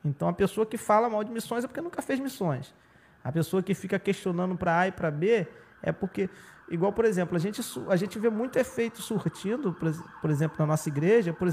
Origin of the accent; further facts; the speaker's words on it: Araruama, Rio de Janeiro, Brazil; Porque eu sou de Araruama. Eu sou da raiz da terra.